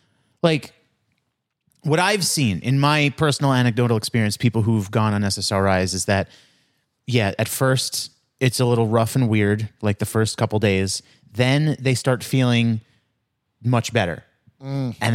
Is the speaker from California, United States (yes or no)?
no; Queens, New York, United States; So where I grew up near Hillside, Queens, has become a very Indian neighborhood.